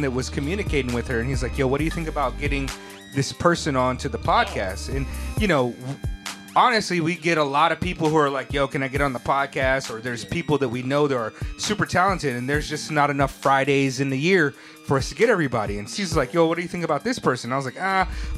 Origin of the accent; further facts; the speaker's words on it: West Coast, United States; I grew up on the West Coast